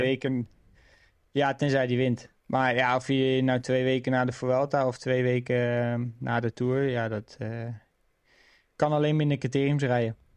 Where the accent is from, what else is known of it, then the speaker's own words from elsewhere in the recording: near Wateringen, South Holland, Netherlands; Wateringen is natuurlijk ja, vlakbij waar ik ben geboren